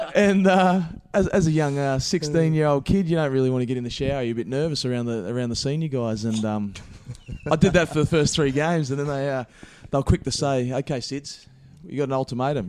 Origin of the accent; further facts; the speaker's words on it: Gippsland, Victoria, Australia; also born or lived in Dandenong; I'm originally from Gippsland, which is two hours east of, of Melbourne.